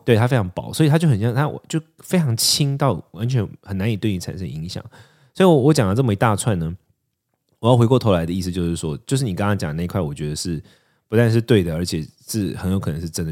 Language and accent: Chinese; Taipei, Taiwan; also born or lived in Chiayi / Tainan; 我小时候是台北长大的小孩，然后我出家两年，在台湾出家两年的时候，我是住在嘉义跟台南